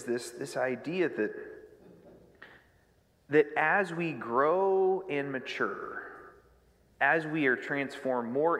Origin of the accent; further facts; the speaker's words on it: United States; I grew up in Union County